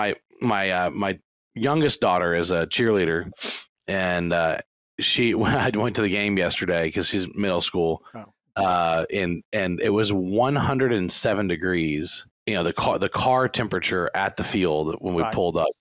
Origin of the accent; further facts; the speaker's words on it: Baton Rouge, Louisiana, United States; moved away as an adult; now in College Station, United States; I am from Baton Rouge, Louisiana, born and raised there. But I left when I was turned 18